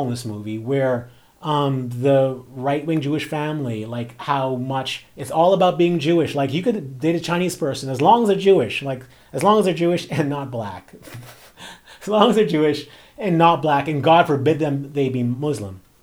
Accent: Bahamas; as a person who grew up in a black community, like, I'm from the Bahamas

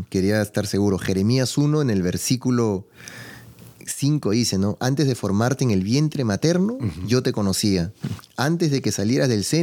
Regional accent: Peru; moved away; yo hablo con familiares en, mi país, yo soy de Perú y, hay mucho venezolano

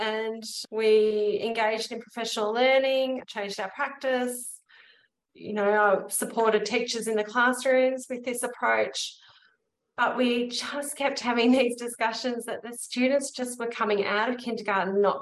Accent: Melbourne, Victoria, Australia; moved away as an adult; now in Batemans Bay, Australia; I'm originally from Melbourne and moved to Batemans Bay about 18 years ago

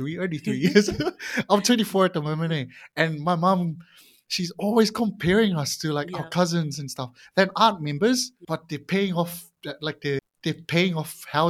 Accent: Samoa; also born or lived in New Zealand; now in Auckland, New Zealand; I'm Samoan. I was born in Samoa. My family migrated over to New Zealand

